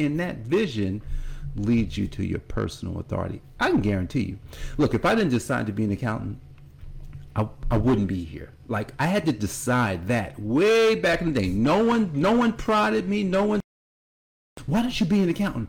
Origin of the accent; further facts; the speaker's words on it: Newark, New Jersey, United States; growing up in Newark, New Jersey